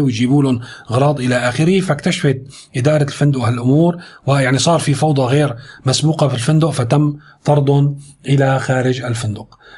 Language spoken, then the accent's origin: Arabic; Syria; نحن عندنا في سوريا